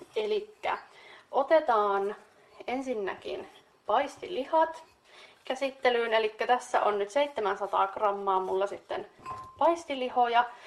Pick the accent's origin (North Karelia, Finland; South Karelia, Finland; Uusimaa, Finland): North Karelia, Finland; meillä Pohjois-Karjalassa